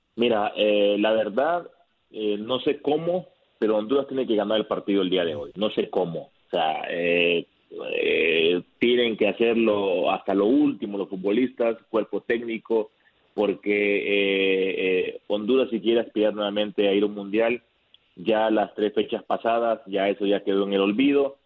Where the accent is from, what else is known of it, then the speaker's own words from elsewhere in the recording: Mexico; yo siendo mexicano